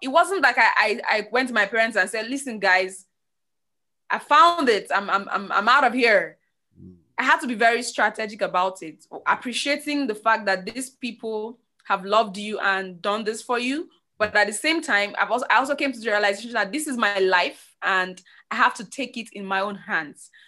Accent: Nigeria; I grew up in Nigeria.

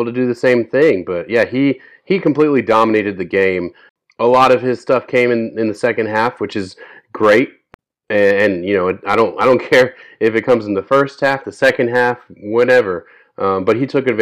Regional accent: Pennsylvania, United States; moved away; growing up in Penn State, I remember watching him at Penn State. Obviously, I haven't lived in Pennsylvania for a while

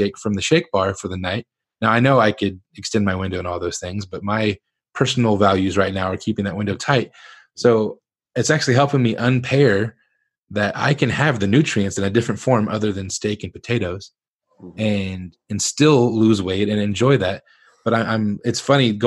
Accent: Northern Ohio, United States; I grew up in Northern Ohio, but family from Southern Kentucky

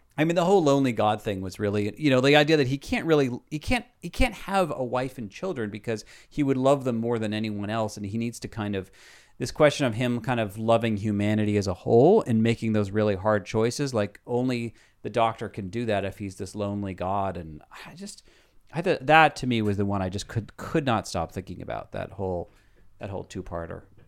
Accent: New York City, New York, United States; as a New Yorker

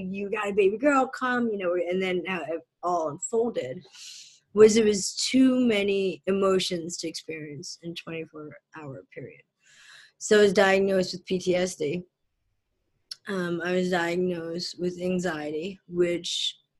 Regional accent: Philadelphia, Pennsylvania, United States; born or raised there; also born or lived in southern India / New Jersey

